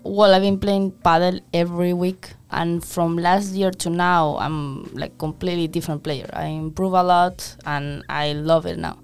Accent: Madrid, Community of Madrid, Spain; moved away as an adult; also born or lived in New York / Memphis; now in San Diego, United States; I'm from Spain, Madrid

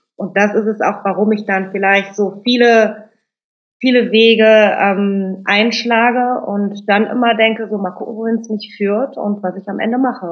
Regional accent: Germany; also born or lived in Cologne; unsere Eltern kommen aus Indonesien, wir sind in Deutschland geboren, mein Bruder und ich.

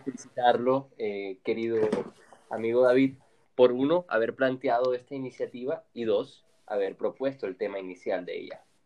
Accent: Colombia; somos colombianos

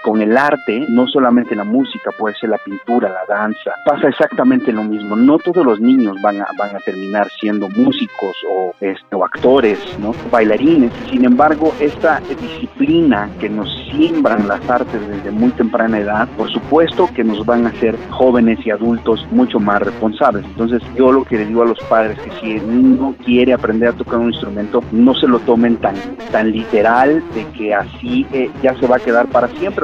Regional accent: San Lorenzo Cacaotepec, Oaxaca, Mexico; moved away; also born or lived in Toluca, Mexico; Yo soy originario de San Lorenzo Cacautepec, aquí en el Valle de Etla

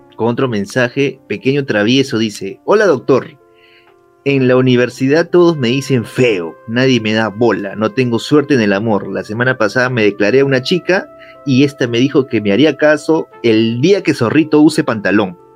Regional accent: Peru; soy de Perú

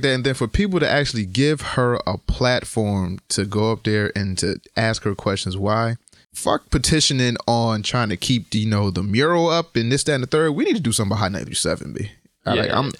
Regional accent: Connecticut, United States; hey, I'm from Connecticut. Yeah. I do this and I'm from Connecticut.

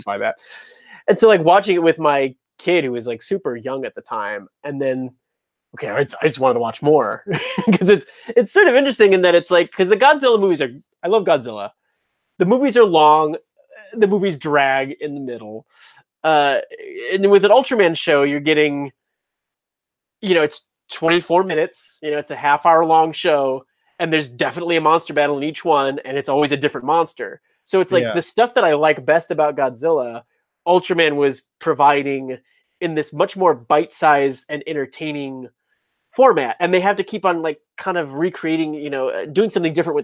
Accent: Chicago, Illinois, United States; moved away; also born or lived in Georgia; going back to Chicago always feels like a homecoming for me because it's, you know, where my childhood was in the Midwest.

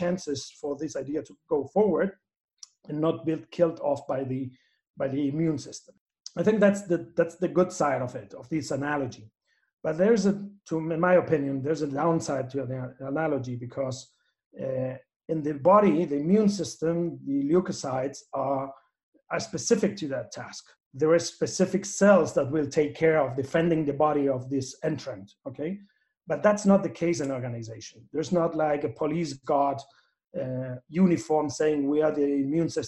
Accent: Spain; now in Chile; I'm based in Chile, as you said, and it's there where I make my life, even though I'm from Spain.

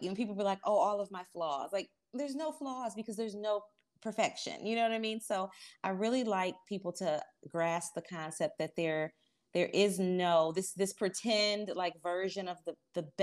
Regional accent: Detroit, Michigan, United States; moved away as an adult; now in Charlotte, United States; I was born and raised in Detroit, Michigan, the oldest of seven children to a single mom

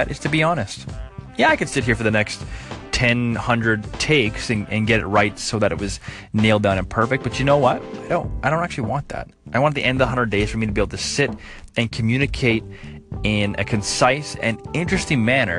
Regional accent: New Brunswick, Canada; I was born in New Brunswick along the East Coast

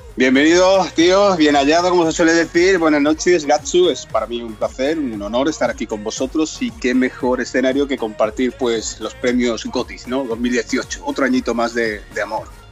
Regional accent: Cádiz, Andalusia, Spain; moved away as an adult; also born or lived in Toledo

